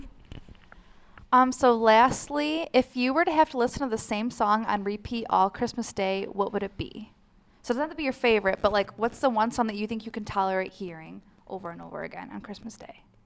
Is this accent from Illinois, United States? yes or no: no; Fredonia, New York, United States; I'm from Fredonia